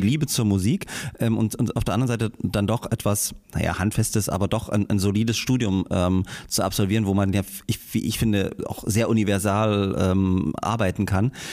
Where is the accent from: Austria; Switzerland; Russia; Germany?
Germany; Großröhrsdorf, Saxony; also born or lived in Ohorn / Bischheim-Gersdorf; ich bin in, in, in Gage, in Großröhrsdorf, äh, zur, ja. zur, zur, Schule gegangen